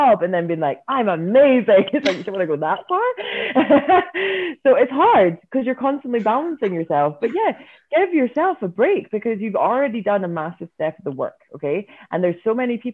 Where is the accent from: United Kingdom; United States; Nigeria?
United Kingdom; Scotland; I'm Scottish.